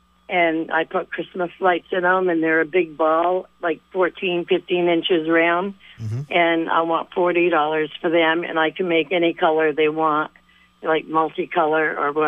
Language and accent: English; St. Albans, Vermont, United States; I'm from St. Albans, and I have three items.